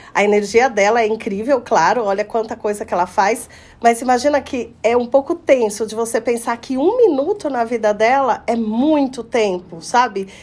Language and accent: Portuguese; Poços de Caldas, Minas Gerais, Brazil; aqui em Poços de Caldas, na minha terra natal